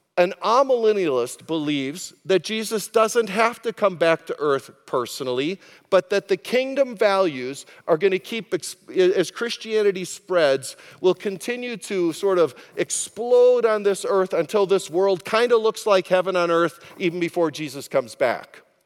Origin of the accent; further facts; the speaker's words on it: United States; as an American